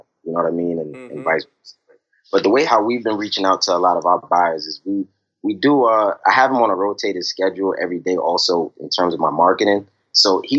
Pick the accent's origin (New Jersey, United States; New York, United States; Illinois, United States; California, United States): New York, United States; New York City; now in Richmond, United States; I'm originally from Brooklyn, New York, you know, and growing up, you know, my family was always around